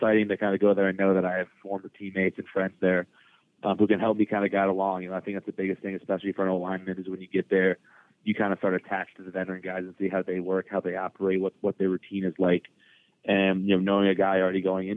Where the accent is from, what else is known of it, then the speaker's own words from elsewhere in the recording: New England, United States; growing up in New England